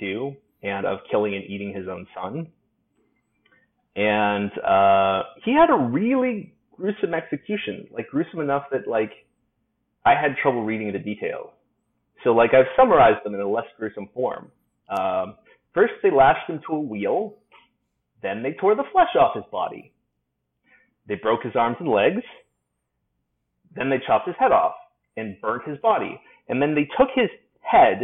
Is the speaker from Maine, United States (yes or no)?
no; Alaska, United States; I'm from Alaska, and wolves are more of a thing up there than bears are